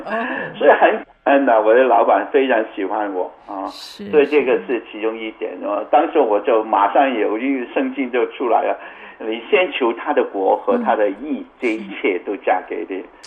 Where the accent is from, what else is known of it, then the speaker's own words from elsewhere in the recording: Canada; 我从加拿大过来，他知道我是加拿大人啊，我是从加拿大过来，我是在这里做宣教的